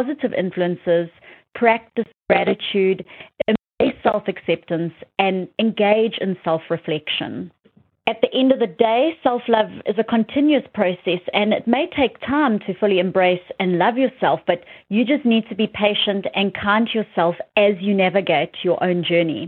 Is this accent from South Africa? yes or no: yes; South Africa; moved away; my hometown in South Africa